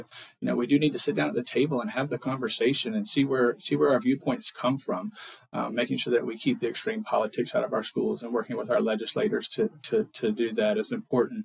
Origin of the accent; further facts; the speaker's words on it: Leon County, Florida, United States; I was born and raised here in Leon County.